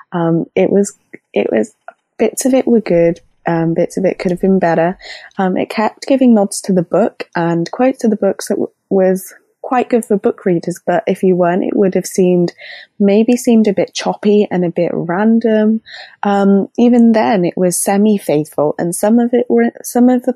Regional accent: England, United Kingdom; I'm from England in the UK

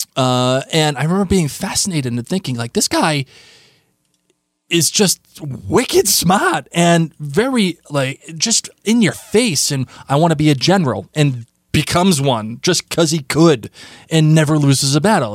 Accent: Rhode Island, United States; we are from Rhode Island

